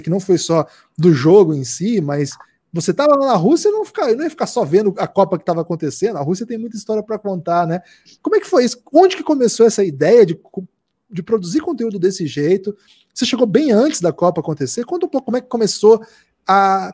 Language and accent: Portuguese; South Region, Brazil; also born or lived in interior of Paraná; Eu sou do Sul